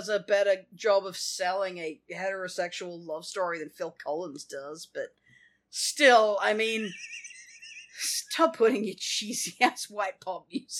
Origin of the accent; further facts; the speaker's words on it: Australia; I grew up in Australia in the 90s.